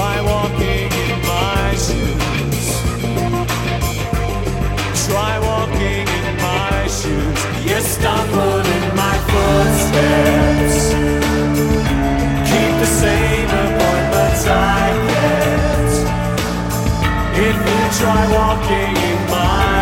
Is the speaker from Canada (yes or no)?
no; Netherlands; English is a second language; moved away as an adult